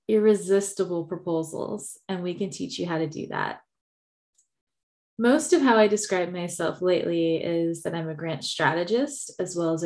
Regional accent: Texas, United States; I am from Texas, so you will hear y'all

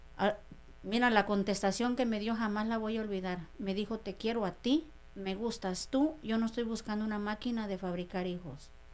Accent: María Lombardo de Caso, Oaxaca, Mexico; moved away as an adult; also born or lived in Los Angeles, United States; now in United States; soy de la Sierra Mije de Oaxaca. Mi pueblo se llama María Lombardo de Caso Mije, Oaxaca.

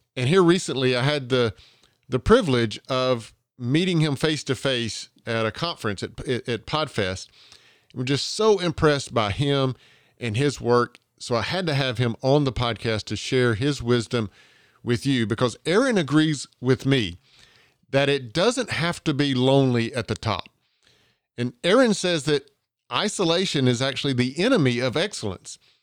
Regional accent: Georgia, United States; accent: Southern

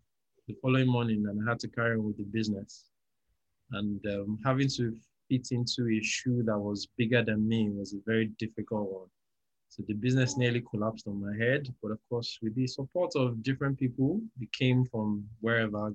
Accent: Nigeria; also born or lived in Lagos; I'm a Nigerian. I live in Lagos.

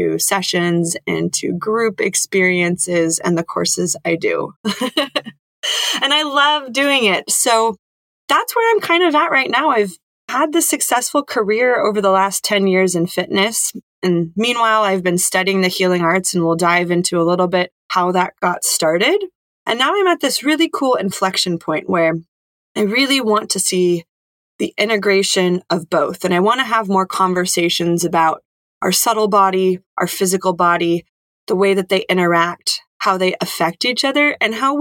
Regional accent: Silicon Valley, California, United States; I was born and raised in the Silicon Valley area to an engineer and a software salesperson.

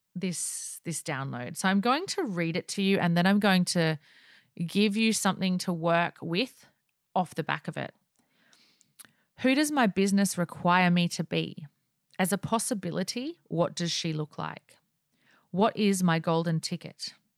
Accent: Australia; accent: Aussie; I am Aussie

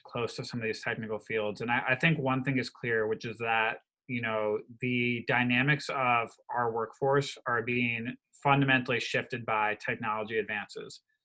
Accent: Wisconsin, United States; I come from Wisconsin. The majority of my state is very rural

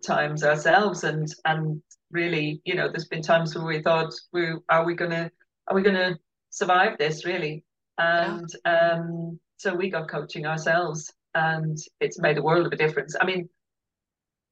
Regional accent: Ireland; now in United Kingdom; we're very Irish

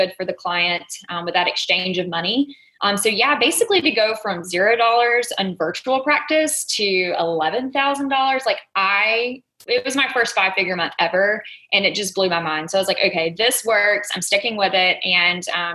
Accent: Dothan, Alabama, United States; accent: Southern; I am from a small town in Alabama, if you haven't picked up on a little bit of my Southern accent.

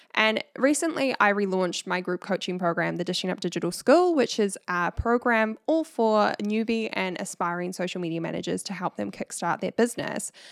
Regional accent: New Zealand; accent: Kiwi; my Kiwi accent

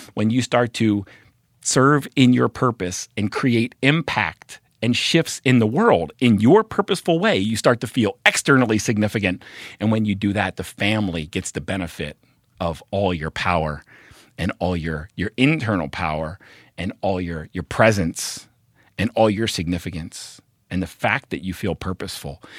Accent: Baltimore, Maryland, United States; moved away as an adult; also born or lived in Oregon; I'm from Baltimore

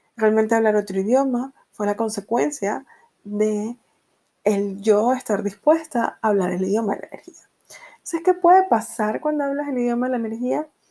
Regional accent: Venezuela; moved away as an adult; yo eh, nací y crecí en Venezuela

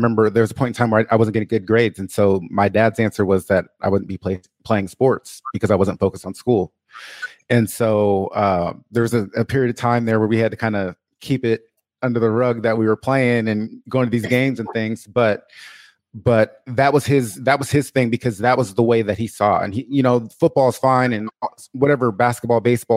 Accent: Portland, Oregon, United States; I was born and raised in Portland, Oregon

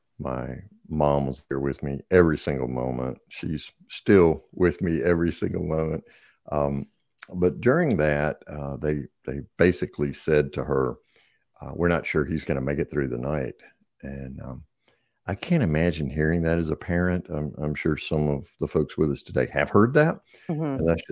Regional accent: North Carolina, United States; I grew up in Eastern North Carolina.

